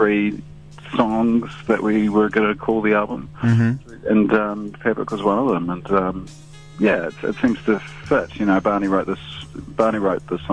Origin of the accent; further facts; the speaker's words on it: Auckland, New Zealand; also born or lived in Gisborne; I'm originally from Auckland